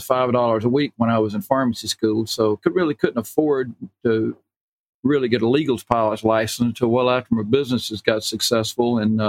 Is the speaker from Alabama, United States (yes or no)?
yes; Enterprise, Alabama, United States; accent: southern; moved away as an adult; also born or lived in Auburn, Alabama / Maryland; you can tell from my accent, you know, that I came from down south. Born and raised in Alabama, Enterprise, Alabama. I went to school at Auburn, became a pharmacist, moved up to the Maryland area in 1971 to work at Johns Hopkins for an internship.